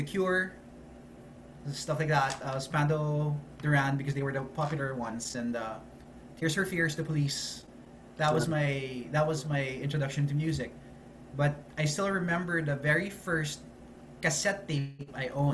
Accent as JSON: {"language": "English", "town": "Manila", "region": "Metro Manila", "country": "Philippines", "tie": "born or raised there", "said": "I was born and raised in Manila"}